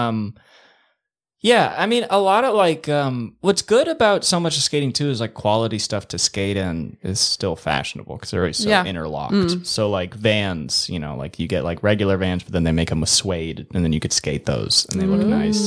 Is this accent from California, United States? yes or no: yes; the Valley, California, United States; I'm from the Valley